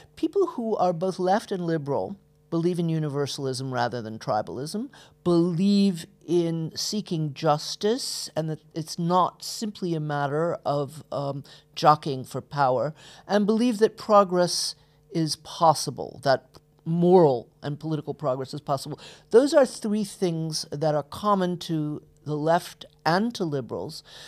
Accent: Atlanta, Georgia, United States; I was born in Atlanta, Georgia, uh, grew up in the middle of the civil rights movement

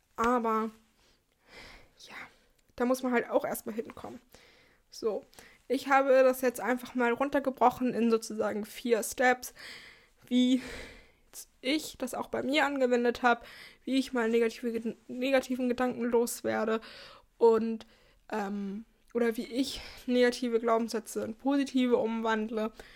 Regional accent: Germany; für uns als Deutsche

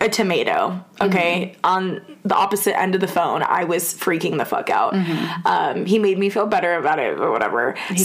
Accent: Las Vegas, Nevada, United States; I was from Vegas

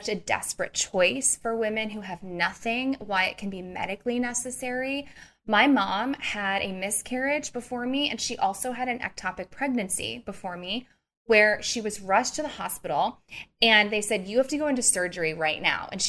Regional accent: Missouri, United States; I'm also from Missouri

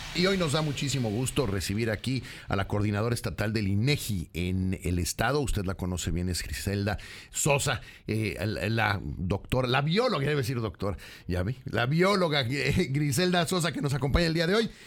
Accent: Mexico; somos mexicanas y mexicanos

